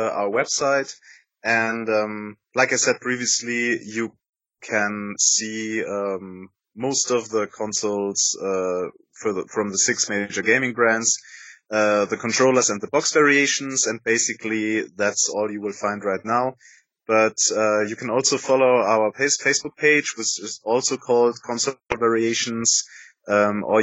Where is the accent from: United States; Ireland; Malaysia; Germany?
Germany; Munich, Bavaria; Armin and I, we're both from Munich